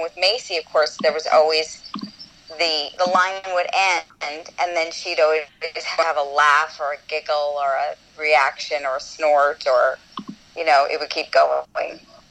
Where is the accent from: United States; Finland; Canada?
Canada; because I was from Second City, so in Canada